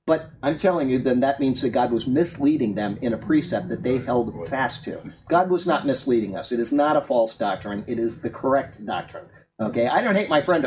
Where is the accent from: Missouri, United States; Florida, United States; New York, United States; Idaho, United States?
Florida, United States; Sarasota; I grew up in Sarasota, Florida. I went to Riverview High School